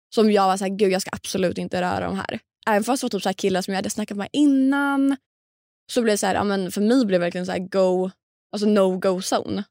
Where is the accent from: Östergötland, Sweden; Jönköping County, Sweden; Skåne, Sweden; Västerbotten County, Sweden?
Östergötland, Sweden; Linköping; moved away; vi umgås ändå i samma kretsar hemma i Linköping